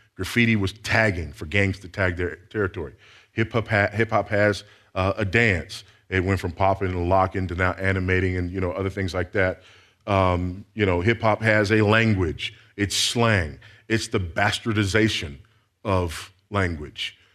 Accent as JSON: {"language": "English", "town": "Los Angeles", "region": "California", "country": "United States", "tie": "born or raised there", "said": "I grew up in South Central Los Angeles."}